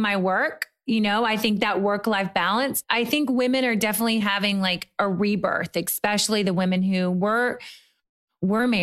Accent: Murray, Kentucky, United States; moved away as an adult; also born or lived in New York / Europe; now in Los Angeles, United States; I'm from Murray, Kentucky

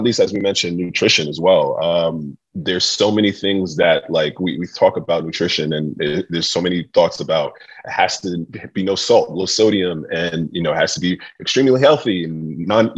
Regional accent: New York City, New York, United States; being a chef that was growing up in New York City in a very eclectic

